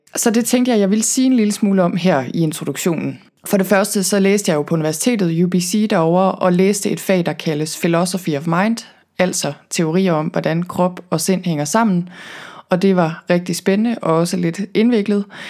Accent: Thy, North Denmark Region, Denmark; moved away as an adult; also born or lived in Copenhagen / Vancouver, Canada; jeg er selv født og opvokset i Thy, og er vokset op på landet

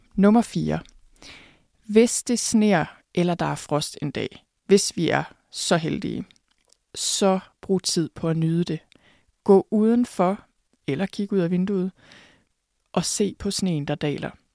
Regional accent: Thy, North Denmark Region, Denmark; jeg er vokset op på landet i Thy

